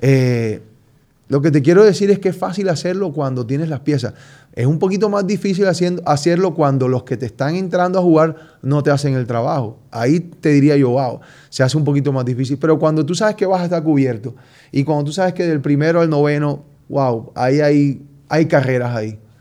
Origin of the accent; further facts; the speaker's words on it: Colombia; yo soy colombiano